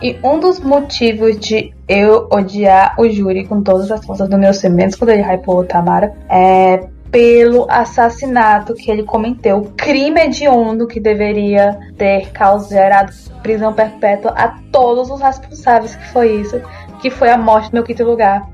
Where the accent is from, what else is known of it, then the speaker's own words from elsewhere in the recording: interior of Ceará, Brazil; also born or lived in Centre-West Brazil; Eu sou cearense, gente. Eu sou nascida no interior do Ceará, minha família é do interior do Ceará